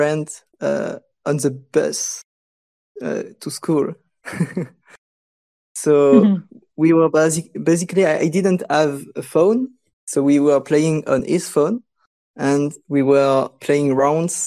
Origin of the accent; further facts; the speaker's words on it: France; English is a second language; also born or lived in Lyon; I am from France